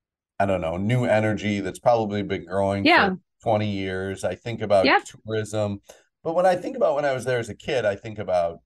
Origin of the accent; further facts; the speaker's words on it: Duluth, Minnesota, United States; moved away; those jobs that I grew up watching in Duluth